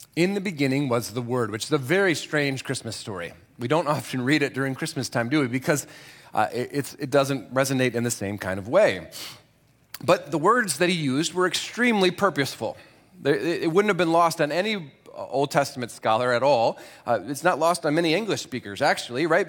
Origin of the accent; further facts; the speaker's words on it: Grand Rapids, Michigan, United States; I was born in Grand Rapids